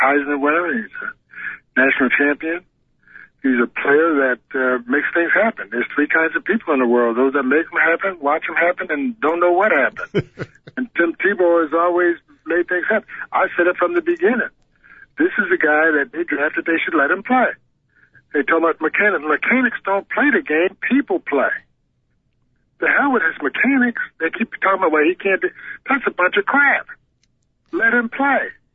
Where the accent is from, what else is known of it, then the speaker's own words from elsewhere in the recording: Connecticut, United States; also born or lived in Syracuse, New York; I'm from Connecticut, and I'm used to the snow